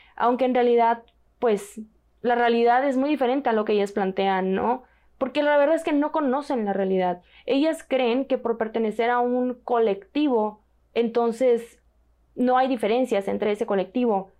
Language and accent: Spanish; Mexico; como mexicana